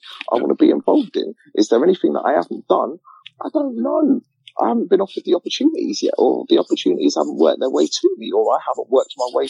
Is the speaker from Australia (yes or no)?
no; England, United Kingdom; Growing up in England, being a young black man, yeah, with all the hassle that I have to go through being black in England